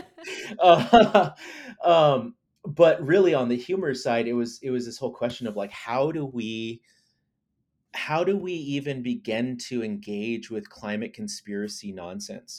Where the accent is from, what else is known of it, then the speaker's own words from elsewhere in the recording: Lawrence, Kansas, United States; I grew up in Lawrence, Kansas, uh, and, which is, like, eastern Kansas